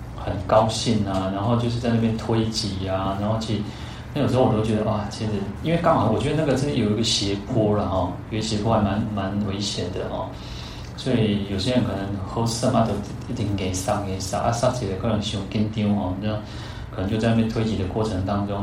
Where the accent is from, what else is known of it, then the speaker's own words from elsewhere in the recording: Taiwan; 我们以台湾来讲